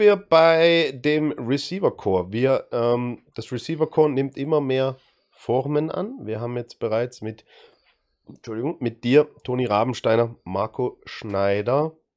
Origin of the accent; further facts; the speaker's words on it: Dresden, Saxony, Germany; aus meiner Heimatstadt, aus Dresden